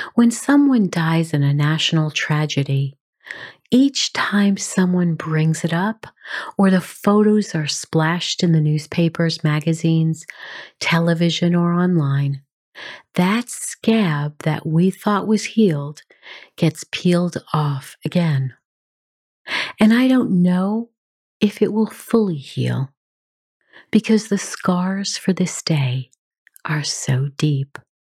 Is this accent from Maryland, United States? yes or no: no; New York City, New York, United States; I grew up in New York City, and I have a great affinity for that city